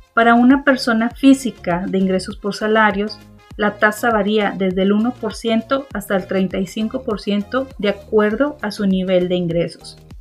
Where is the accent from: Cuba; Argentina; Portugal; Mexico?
Mexico; como mexicanos